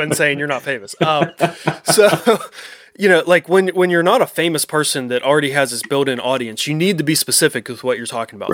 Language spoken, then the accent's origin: English; Pennsylvania, United States; my home state that I love